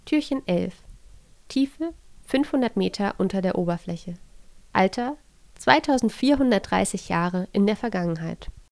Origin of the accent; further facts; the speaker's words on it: Germany; bei uns in Deutschland